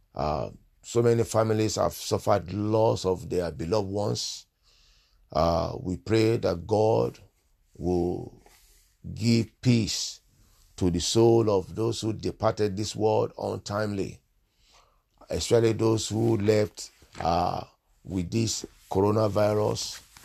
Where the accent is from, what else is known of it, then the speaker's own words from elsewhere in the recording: Nigeria; moved away; I'm originally from Nigeria